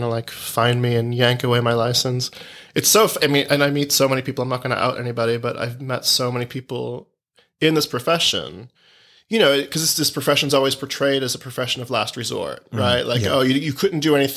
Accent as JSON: {"language": "English", "town": "Boston", "region": "Massachusetts", "country": "United States", "tie": "born or raised there", "also_born_or_lived": "Italy", "moved": "yes", "said": "I was born here. I am Italian American"}